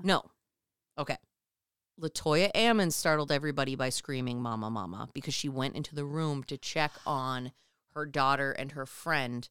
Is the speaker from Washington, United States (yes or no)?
no; Minnesota, United States; as a Minnesotan